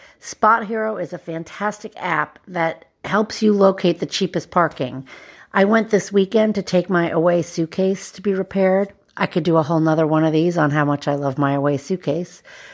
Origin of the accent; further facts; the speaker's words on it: Boston, Massachusetts, United States; I'm from Boston, Massachusetts.